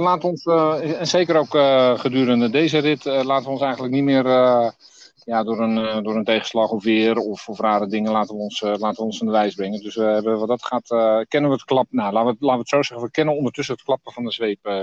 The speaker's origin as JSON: {"language": "Dutch", "town": "Berkhout", "region": "North Holland", "country": "Netherlands", "said": "we komen uit Berghout."}